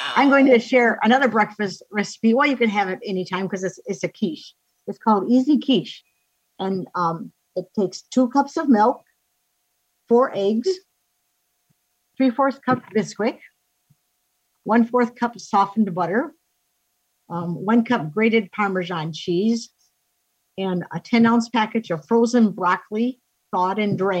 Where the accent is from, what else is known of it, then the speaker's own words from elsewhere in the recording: Arcadia, Wisconsin, United States; I'm from Arcadia, Wisconsin, enjoying some cold weather.